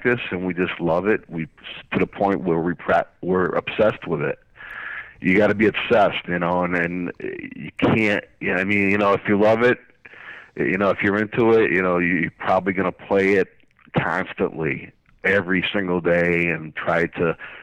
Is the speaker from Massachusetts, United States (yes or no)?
yes; Springfield, Massachusetts, United States; I grew up in Springfield and Forest Park.